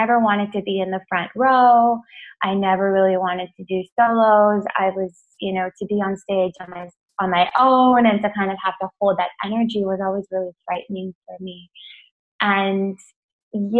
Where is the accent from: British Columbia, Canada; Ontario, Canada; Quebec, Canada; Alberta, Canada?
Alberta, Canada; Edmonton; now in Toronto, Canada; I grew up in Edmonton, Alberta, Canada, which is a small little kind of, well, not small town, it's like it's the capital of the province. But I grew up probably about 25 minutes outside of that.